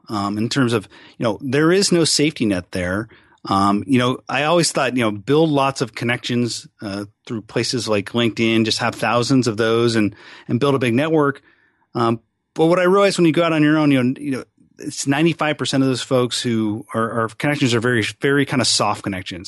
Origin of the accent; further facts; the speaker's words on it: Seattle, Washington, United States; also born or lived in California / Arizona; I'm a pretty much lifelong Seattle guy